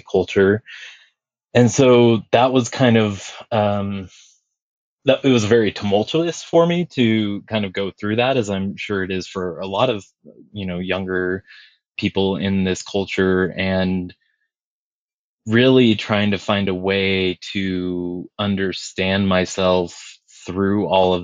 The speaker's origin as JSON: {"language": "English", "town": "Estacada", "region": "Oregon", "country": "United States", "tie": "born or raised there", "also_born_or_lived": "Big Island, Hawaii", "said": "I grew up in the Pacific Northwest, and I spent a lot of time out kind of at the foothills of Mount Hood, out in like the Eagle Creek, Estacada area"}